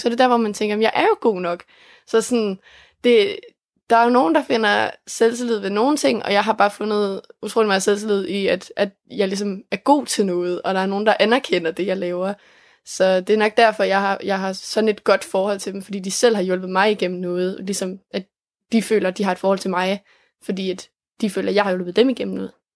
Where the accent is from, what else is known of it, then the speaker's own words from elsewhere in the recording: Denmark; jeg kommer fra Els